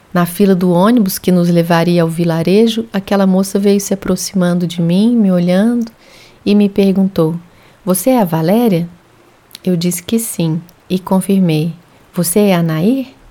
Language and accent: Portuguese; Uberlândia, Minas Gerais, Brazil; moved away as an adult; also born or lived in Belo Horizonte; Universidade Federal de Uberlândia, minha terra natal